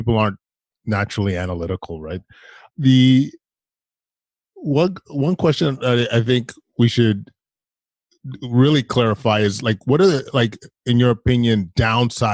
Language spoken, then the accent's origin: English; Alberta, Canada; moved away; I'm from Alberta originally.